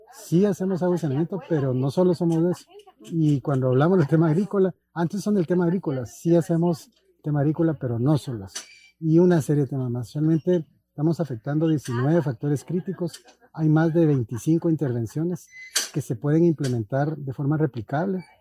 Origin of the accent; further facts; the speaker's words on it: Guatemala; los guatemaltecos